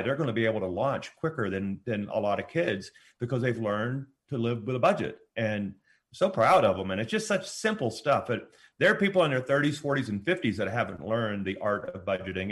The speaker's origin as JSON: {"language": "English", "region": "Louisiana", "country": "United States", "tie": "born or raised there", "moved": "yes", "said": "we both were born and raised in Louisiana"}